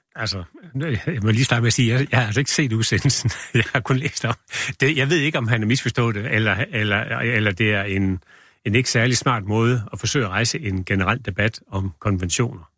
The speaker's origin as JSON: {"language": "Danish", "country": "Denmark", "said": "vi er også fra Danmark"}